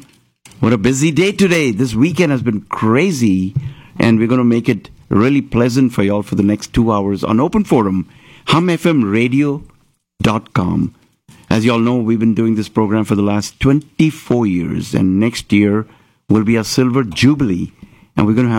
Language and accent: English; Mumbai, Maharashtra, India; moved away; I'm from Bombay